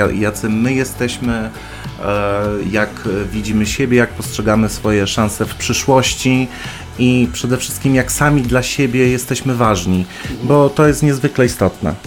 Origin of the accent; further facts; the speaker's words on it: Poland; w Polsce, gdzie no, w moim rodzinnym kraju